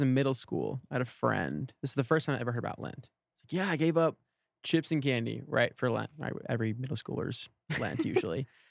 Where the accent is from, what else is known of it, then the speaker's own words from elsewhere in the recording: Oklahoma, United States; I'm from Oklahoma